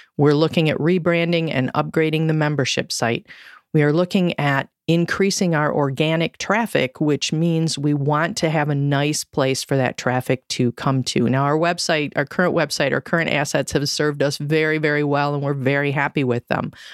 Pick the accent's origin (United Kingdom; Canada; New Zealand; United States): United States; Michigan; I grew up in Michigan